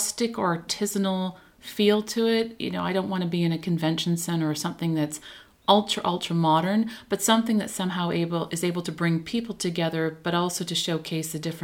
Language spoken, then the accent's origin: English; Toronto, Ontario, Canada; moved away as an adult; now in New York, United States; I'm originally from Toronto and I moved to New York 10 years ago.